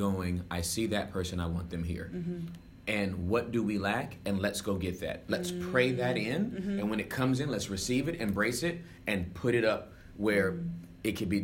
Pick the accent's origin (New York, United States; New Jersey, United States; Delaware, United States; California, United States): California, United States; Inglewood; now in Texas, United States; I am originally from Southern California